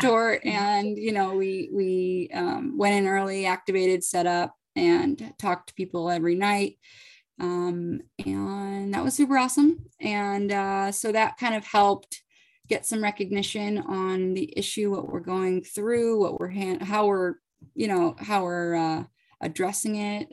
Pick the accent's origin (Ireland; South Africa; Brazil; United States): United States; Boston, Massachusetts; also born or lived in Virginia; I'm from the Boston area